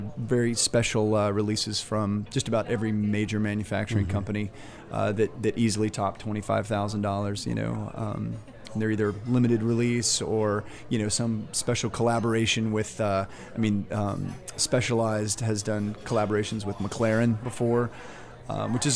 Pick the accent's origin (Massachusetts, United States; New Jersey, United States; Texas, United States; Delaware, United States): Texas, United States; moved away as an adult; now in New Orleans, United States; my hometown